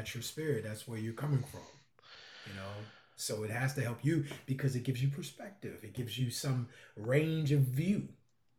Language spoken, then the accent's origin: English; Russia; I came from Russia.